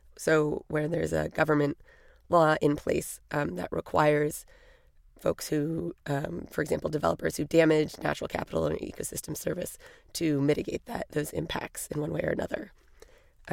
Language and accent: English; California, United States; I grew up in California, spent a lot of summers growing up camping up and down the California and Oregon coast